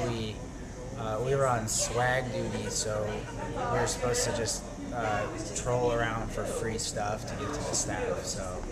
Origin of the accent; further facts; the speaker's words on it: Tucson, Arizona, United States; I'm from Tucson, Arizona